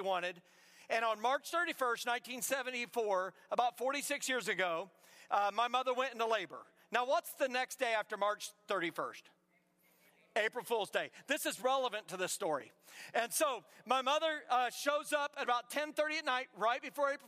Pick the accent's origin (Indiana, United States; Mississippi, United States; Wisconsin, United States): Indiana, United States; now in South Carolina, United States; I come all the way from South Carolina. I'm originally from Indiana